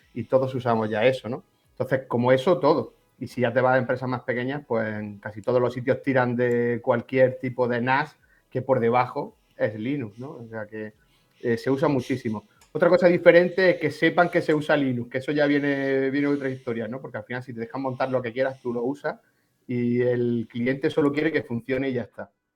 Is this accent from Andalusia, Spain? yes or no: yes; Granada, Andalusia, Spain; soy de Granada, administrador de sistemas